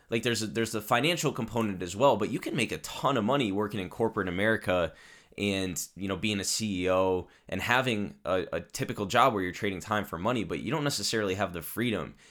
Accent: Connecticut, United States; also born or lived in Italy; my home state of Connecticut

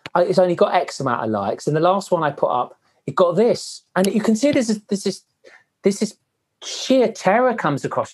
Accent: Wales, United Kingdom; I'm Welsh

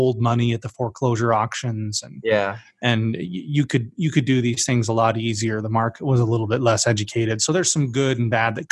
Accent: Utah, United States; I grew up in Utah

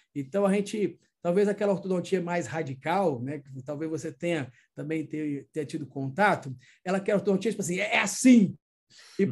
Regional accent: Minas Gerais, Brazil; now in Northeast Brazil, Brazil; sou mineiro, mas estamos aqui no Nordeste

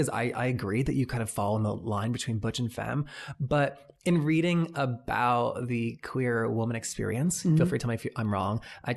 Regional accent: North Carolina, United States; North Carolina.

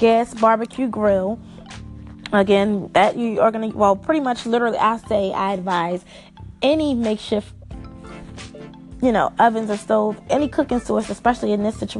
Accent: Maryland, United States; I'm from Maryland

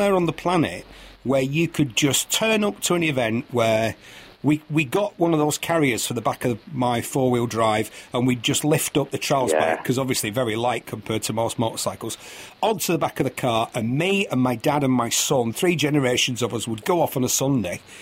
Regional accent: Bury, North West England, United Kingdom; I come from Bury, Lancashire, which is a small mill town

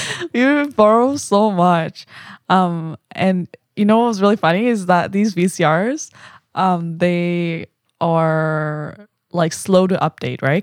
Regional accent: Vancouver, British Columbia, Canada; also born or lived in Korea; I'm from Vancouver.

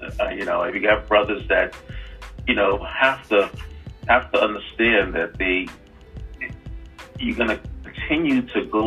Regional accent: New York City, New York, United States; moved away; where I grew up in New York City

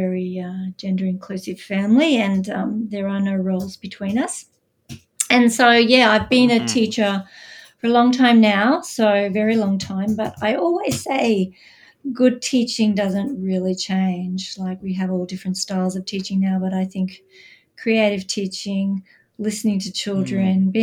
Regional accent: Australia; accent: Australian; I'm Australian, as you can probably tell by my accent. Gives me away every time. I live outside Melbourne in Australia.

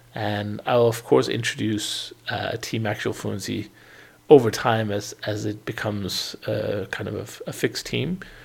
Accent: Denmark; moved away as an adult; also born or lived in United Kingdom; now in Portugal; I eventually moved out of Denmark, my home country

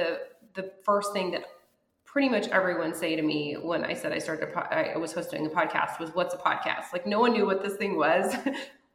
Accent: Lafayette, Colorado, United States; moved away as an adult; also born or lived in Denver; now in Los Angeles, United States; my hometown of Lafayette, Colorado, which is this tiny little town

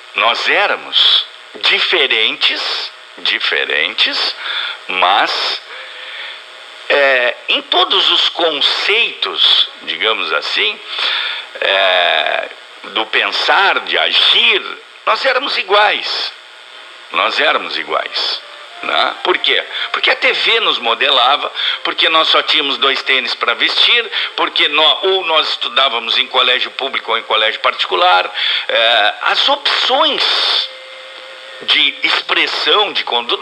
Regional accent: Brazil; fomos criados no Brasil

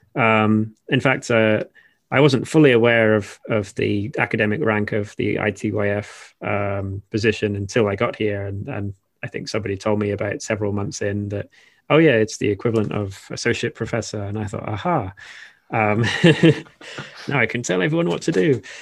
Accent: Shropshire, West Midlands, United Kingdom; moved away as an adult; also born or lived in Wales; now in Japan; I'm literally from the Shire, um, Shropshire is where I'm from originally

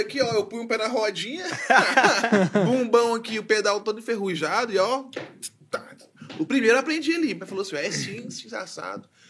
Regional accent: Goiânia, Goiás, Brazil; eu nascido e criado em Goiânia, Goiás, Brasil.

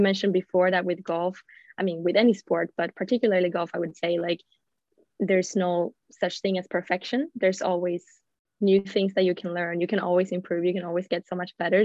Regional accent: Gothenburg, Västra Götaland, Sweden; English is a second language; moved away as an adult; also born or lived in United States; I'm yeah. Swedish. I'm from Gothenburg from the beginning

